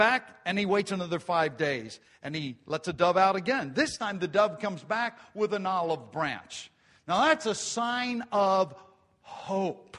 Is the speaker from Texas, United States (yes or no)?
no; Grantville, Pennsylvania, United States; when I was a farm kid and we grew up in Grantville, we didn't have a lot